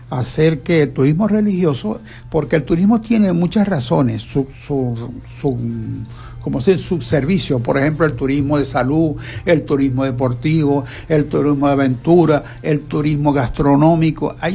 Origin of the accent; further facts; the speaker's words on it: Santa Lucía, Zulia, Venezuela; Los que somos